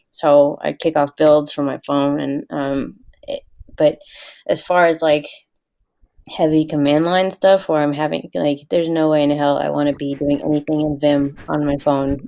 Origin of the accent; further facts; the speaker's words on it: the South, United States; I was raised in the South by two total Yankees. My parents are from Maine and New York